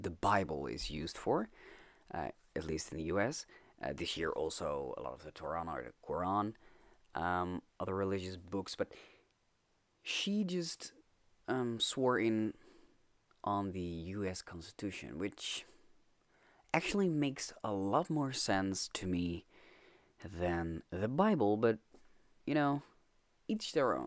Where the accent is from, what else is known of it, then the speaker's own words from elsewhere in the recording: Netherlands; I'm Dutch.